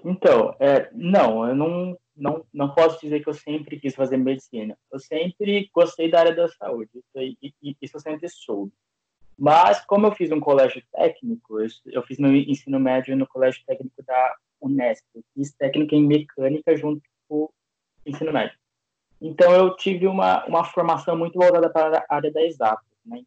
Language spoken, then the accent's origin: Portuguese; Bauru, São Paulo, Brazil; moved away as an adult; now in Campinas, Brazil; eu sou de Bauru, interior de São Paulo também